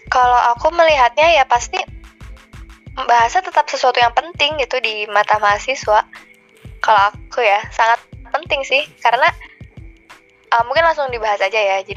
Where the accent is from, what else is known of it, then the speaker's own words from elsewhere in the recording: Bandung, West Java, Indonesia; sebagai Duta Bahasa Jawa Barat 2020. Aku berasal dari kota Bandung dan sekarang berkuliah di Institut Teknologi Bandung di semester 7.